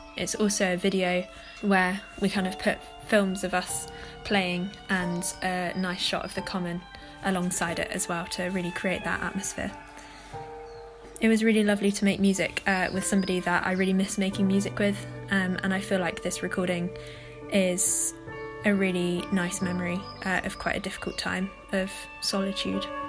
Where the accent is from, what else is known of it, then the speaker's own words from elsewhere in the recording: Horsham, South East England, United Kingdom; now in Surrey, United Kingdom; I'm originally from Horsham, but I now live in Surrey